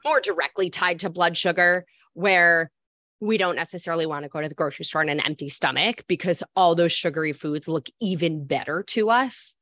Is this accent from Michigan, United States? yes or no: yes; Michigan, United States; moved away as an adult; now in New York, United States; I'm born and raised in Michigan, but I've been in New York for seventeen years